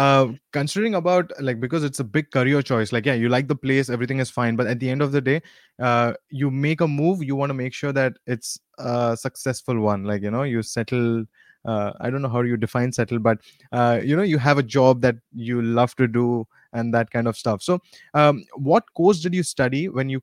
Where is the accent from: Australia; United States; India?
India; now in New Zealand; I come from India as well